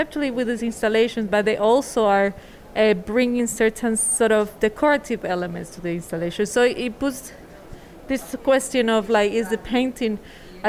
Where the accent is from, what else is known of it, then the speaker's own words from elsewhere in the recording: Venezuela; also born or lived in Spain; now in Berlin, Germany; I am seen as a Latin American because I was born in Venezuela, but I haven't lived there in a long time